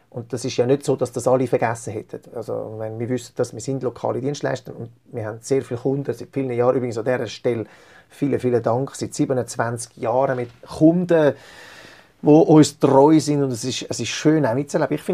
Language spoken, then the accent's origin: German; Zurich, Switzerland; wir sind im, im Salon aufgewachsen in Zürich. Äh, unsere Eltern hatten in Zürich einen Salon gehabt